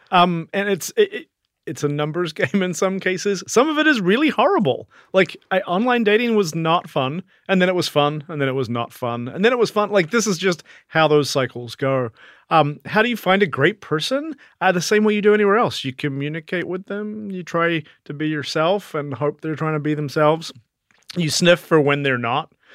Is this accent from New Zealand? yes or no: yes; South Island, New Zealand; now in New York City, United States; I came from New Zealand